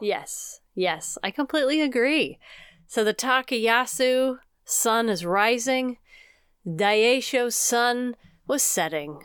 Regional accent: United States; we are American through and through.

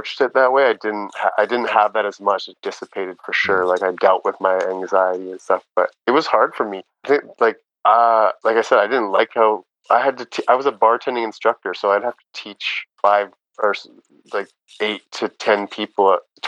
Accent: Canada; growing up in Canada

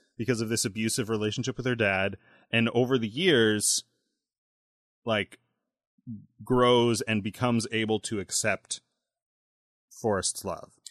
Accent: United States; I'm American

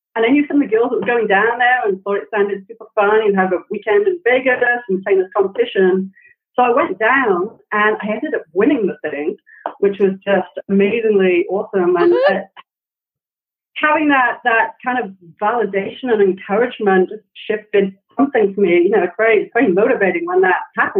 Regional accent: Wales, United Kingdom; also born or lived in San Francisco; now in United States; I grew up in Wales in the UK

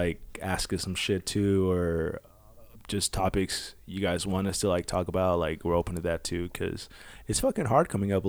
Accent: Manila, Metro Manila, Philippines; English is a second language; moved away as an adult; now in United States; I am 23 as well. I was born and raised in Manila, Philippines. And I came to the U.S. when I was 22 years old.

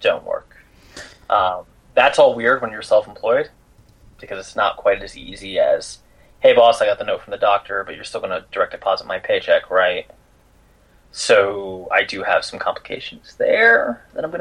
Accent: East Coast, United States; I'm from the East Coast, so we work, like, 70 hours a week.

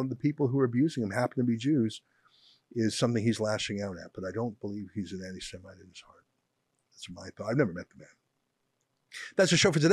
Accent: Canada; I'm very Canadian. I grew up here

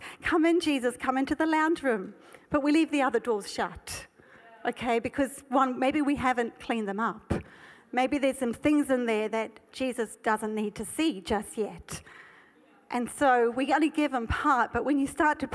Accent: South Africa; I was born in South Africa. And it was ingrained in me that high grass means snakes.

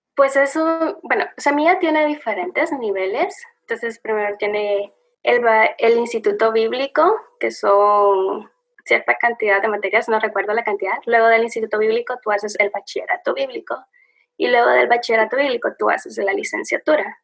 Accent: El Salvador; moved away as an adult; now in Washington, D.C., United States; soy del Salvador, un país muy chiquitito en Centroamérica, pero bonito

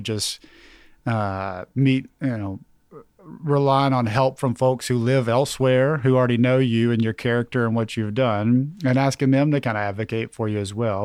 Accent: Knoxville, Tennessee, United States; I'm from South Knoxville

